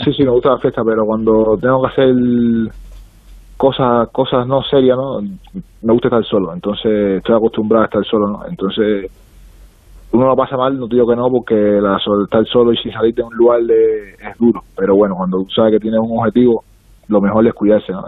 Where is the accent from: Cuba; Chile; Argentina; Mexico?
Cuba; now in Spain; soy cubano